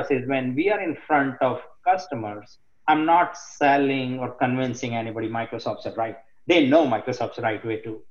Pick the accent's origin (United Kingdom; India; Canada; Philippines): India; growing up in India, in the community where I am from